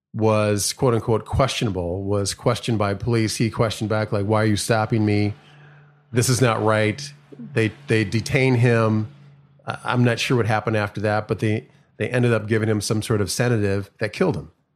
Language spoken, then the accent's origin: English; Minneapolis, Minnesota, United States; growing up in Minneapolis, not too far from where George Floyd was murdered